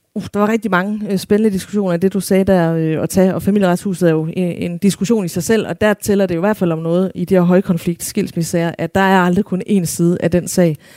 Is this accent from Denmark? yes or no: yes; Denmark; som danskere